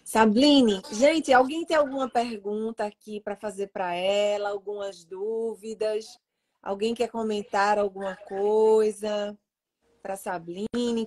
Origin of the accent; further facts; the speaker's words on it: Pernambuco, Brazil; moved away; Mas eu sou pernambucana